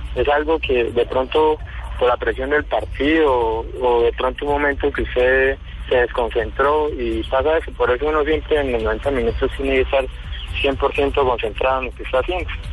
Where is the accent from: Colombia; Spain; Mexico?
Colombia; Tame, Arauca; yo soy de, del departamento de Arauca, soy del municipio de Tame